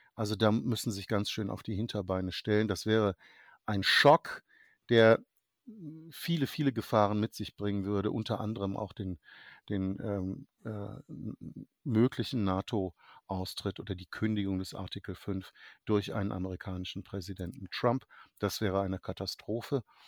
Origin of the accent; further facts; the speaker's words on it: Germany; als Deutscher äh, zugegebenermaßen USA-Historiker, aber eben als Deutscher